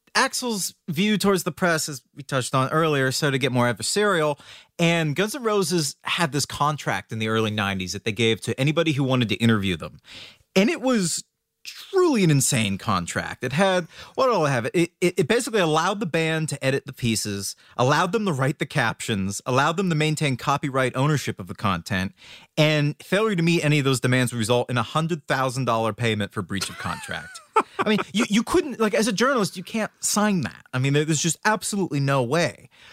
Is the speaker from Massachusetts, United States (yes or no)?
yes; Worcester, Massachusetts, United States; in Worcester, Massachusetts, which is actually my hometown